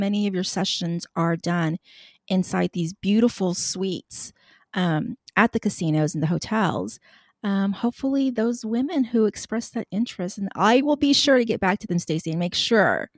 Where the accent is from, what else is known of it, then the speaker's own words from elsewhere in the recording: Texas, United States; I'm from Texas